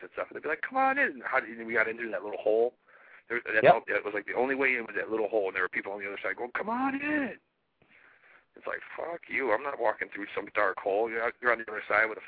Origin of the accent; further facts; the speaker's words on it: Ohio, United States; we're from Ohio.